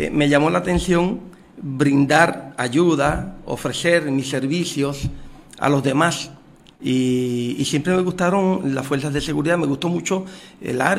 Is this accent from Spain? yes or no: no; Puerto Rico; qué mejor que prestar 30 eh, años de servicio aquí en mi país en beneficio de nuestra patria